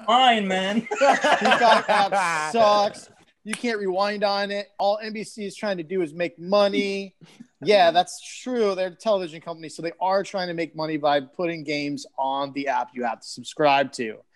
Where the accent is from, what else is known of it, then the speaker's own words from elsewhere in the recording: Michigan, United States; moved away; Parker's from my home state